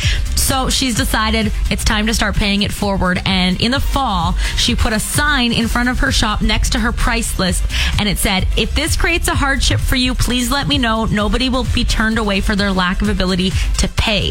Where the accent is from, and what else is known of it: Fort Qu'Appelle, Saskatchewan, Canada; born or raised there; moved away